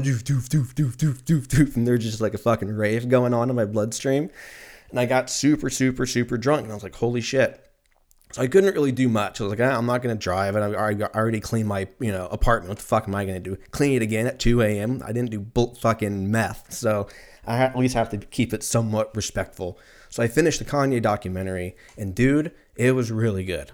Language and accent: English; Lancaster, California, United States; I grew up in Lancaster